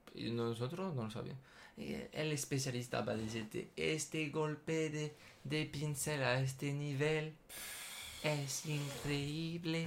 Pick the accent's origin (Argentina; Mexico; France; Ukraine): France; Spanish is a second language; moved away; mí, como francés